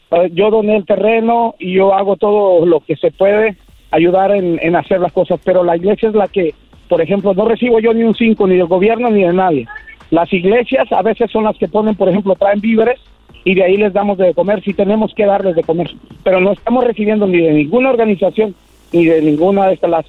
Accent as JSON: {"language": "Spanish", "region": "Michoacán", "country": "Mexico", "said": "soy de Michoacán"}